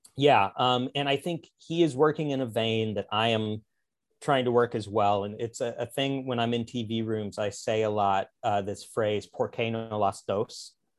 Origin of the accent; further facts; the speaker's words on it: Springfield, Missouri, United States; moved away as an adult; now in Los Angeles, United States; I'm from Springfield, Missouri, which is like the, uh, the, the big city of the Ozarks